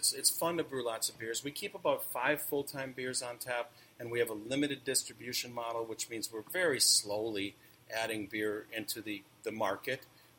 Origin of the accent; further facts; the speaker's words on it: California, United States; And I came from California, Bay Area, where kind of the birth of craft beer, really.